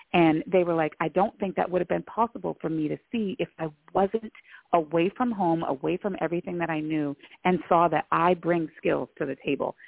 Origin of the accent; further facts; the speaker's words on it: Lewiston, Maine, United States; I also identify as a person of color born and raised in Lewiston, Maine